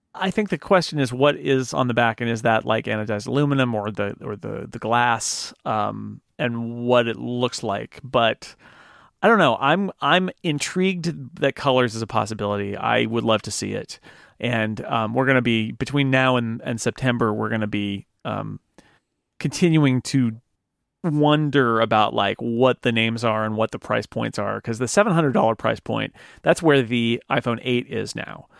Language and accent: English; United States; I'm an American